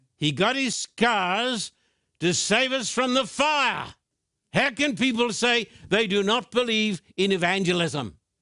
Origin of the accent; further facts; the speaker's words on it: Australia; I'm an Australian with American citizenship, too